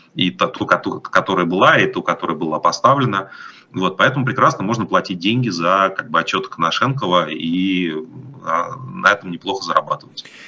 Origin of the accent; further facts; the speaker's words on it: Moscow, Russia; moved away as an adult; now in Europe; я из Москвы